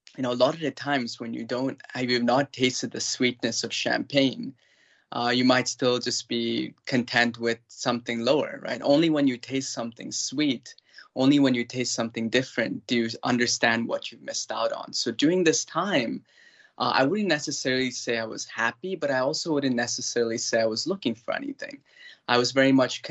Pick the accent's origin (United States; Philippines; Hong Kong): United States; Cleveland, Ohio; also born or lived in India; I very much grew up in a westernized household in the States, in the state of Ohio and the city of Cleveland